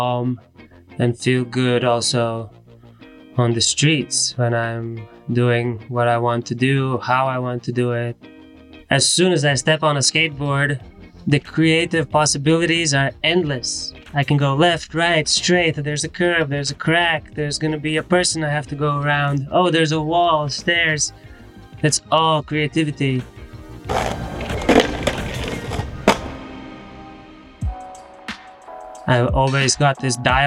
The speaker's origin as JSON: {"language": "English", "country": "Latvia", "said": "I am from Latvia"}